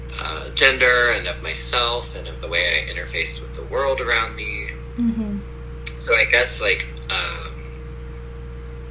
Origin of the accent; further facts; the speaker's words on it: rural Tennessee, United States; moved away; also born or lived in Midwest; where I grew up in the South, in rural Tennessee